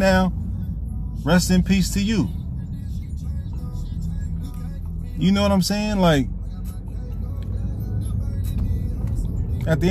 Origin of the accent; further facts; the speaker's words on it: Vallejo, California, United States; moved away; I was raised in the Crest. Vallejo, California, man, one of the most sickest neighborhoods you would ever want to be